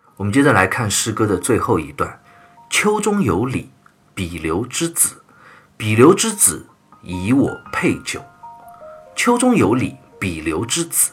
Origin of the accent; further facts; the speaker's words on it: China; 我们中国人很特别的一个文化，就是请吃饭的文化